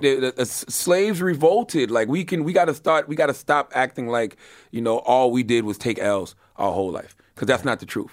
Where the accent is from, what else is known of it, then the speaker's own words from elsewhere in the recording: Moncks Corner, South Carolina, United States; I'm from Monks Corner, South Carolina